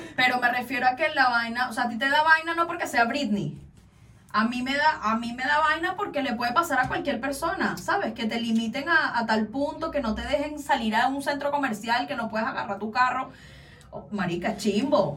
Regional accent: Caracas, Capital District, Venezuela; Yo soy de las colinas de Ruperto Lugo

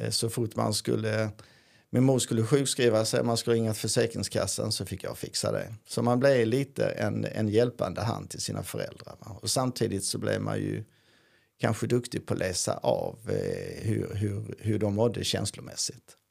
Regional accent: Karlskrona, Blekinge, Sweden; now in Skåne, Sweden; En karlskronit, alltså från Karlskrona

